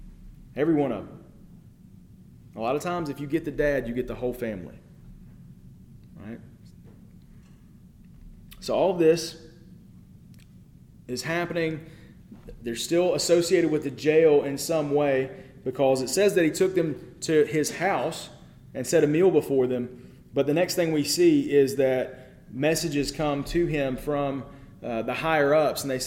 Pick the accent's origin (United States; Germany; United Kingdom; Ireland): United States; as an American